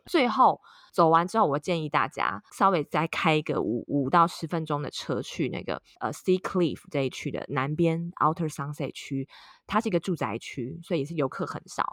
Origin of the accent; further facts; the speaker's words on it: Taiwan; moved away as an adult; also born or lived in Texas, United States; now in San Francisco Bay Area, United States; 我是土生土长台湾人，然后我之前是来德州念书工作